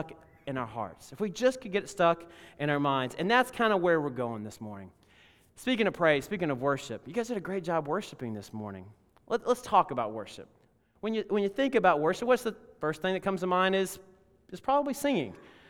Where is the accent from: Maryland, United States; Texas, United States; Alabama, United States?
Alabama, United States; In fact, when I was growing up in Alabama, every single time we took the offering, they would take the offering